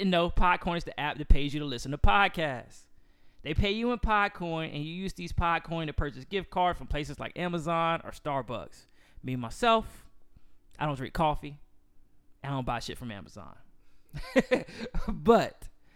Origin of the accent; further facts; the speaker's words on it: Charlotte, North Carolina, United States; I was from Charlotte